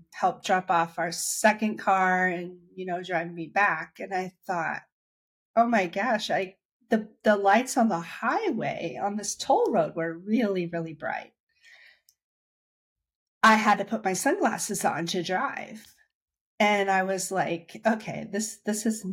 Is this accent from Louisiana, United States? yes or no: no; Dayton, Ohio, United States; moved away as an adult; now in Washington, DC area, United States; I'm from Dayton, Ohio, and I've been living in the DC area for 15 years now.